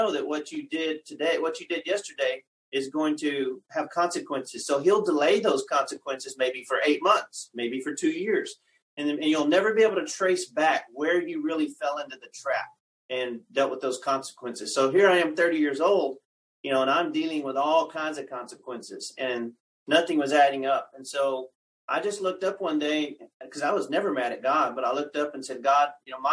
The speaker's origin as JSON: {"language": "English", "region": "West Texas", "country": "United States", "tie": "born or raised there", "said": "I grew up in West Texas, lived all over South Texas and West Texas"}